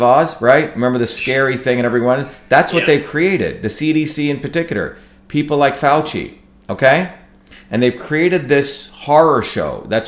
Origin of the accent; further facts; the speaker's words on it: New Jersey, United States; no different than my grandparents who were poor farmers in, you know, in India, or landscapers who I grew up with in New Jersey.